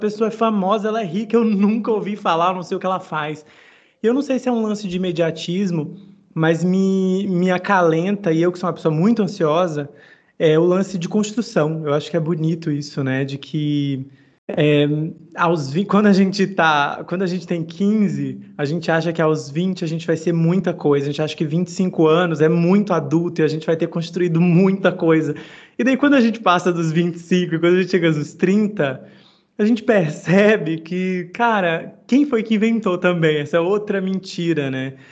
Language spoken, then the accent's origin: Portuguese; Northeast Region, Brazil; o Nordeste, pô, eu sou nordestino, eu, o, meu sonho, o meu sonho sempre foi voltar